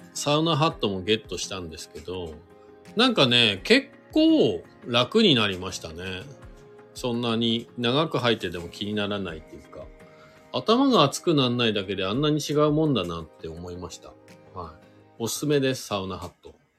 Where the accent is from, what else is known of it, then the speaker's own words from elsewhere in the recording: Shizuoka, Japan; now in Hakuba, Japan; 静岡県出身でスノーボードが好きで白馬に引っ越してきた